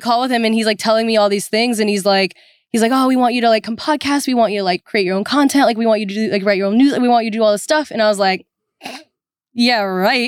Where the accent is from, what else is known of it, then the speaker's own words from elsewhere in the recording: Orange County, California, United States; I am originally from Orange County, California